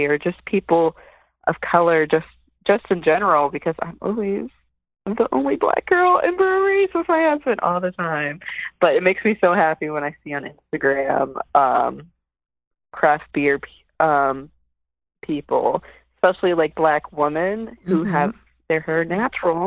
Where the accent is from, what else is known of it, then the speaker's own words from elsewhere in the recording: New Jersey, United States; I'm from Jersey. I've been in Jersey, Central Jersey, for, I guess, over 20 years, since 1998